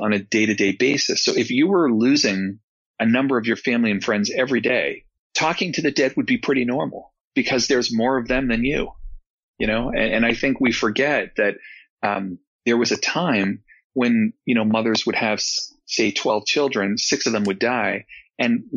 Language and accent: English; New England, United States; growing up in New England